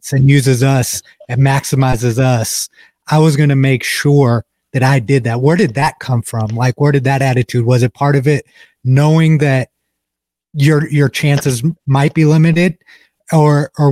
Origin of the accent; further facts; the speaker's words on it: Toledo, Ohio, United States; I'm actually from Toledo, Northwest, right? Ohio.